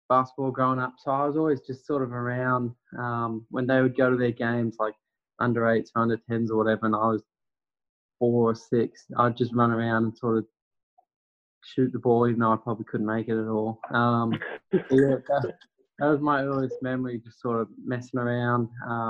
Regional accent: New South Wales, Australia; I'm from New South Wales

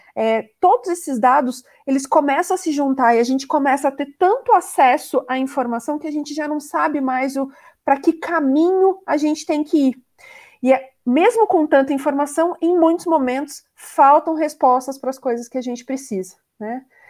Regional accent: Curitiba, Paraná, Brazil; sou de Curitiba, estou falando diretamente de Curitiba.

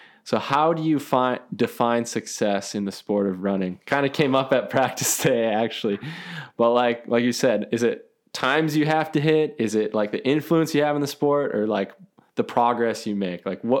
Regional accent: Minnesota, United States; I mean, I'm like from Minnesota. So that's the home of all Targets, right?

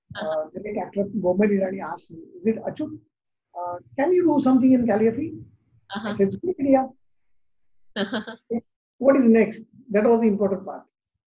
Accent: India; first language Marathi; English is a second language; First, my mother tongue is Devanagari, Marathi. So I started with the Devanagari.

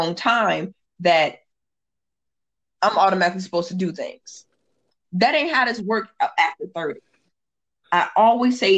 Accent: Indiana, United States; now in San Diego, United States; And I'm originally from Indiana, so the Hoosier in me

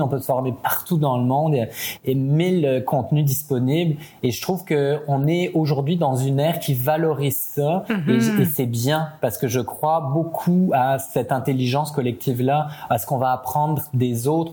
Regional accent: France; accent: French; moved away as an adult; also born or lived in Italy / Paris; now in Quebec, Canada; je suis né en France. Mes parents sont euh, sont tous les deux italiens, donc j'avais déjà un côté un peu, euh, comment dire, euh, multiculturel. J'ai passé toute mon enfance et une grande partie de ma famille en Italie.

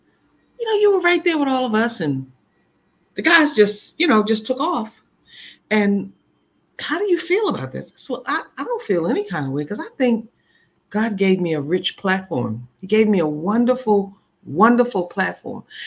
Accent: Washington, District of Columbia, United States; in D.C., in my hometown. This is my home now.

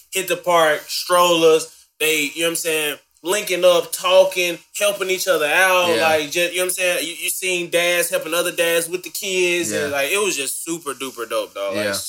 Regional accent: Memphis, Tennessee, United States; I'm from Memphis.

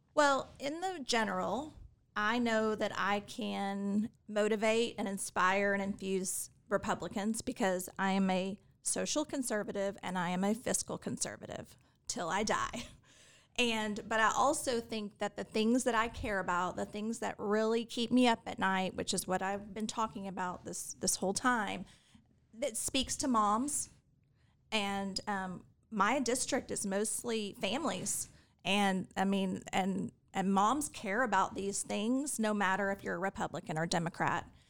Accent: Fort Worth, Texas, United States; also born or lived in Houston, Texas; now in Austin, United States; I grew up in Fort Worth

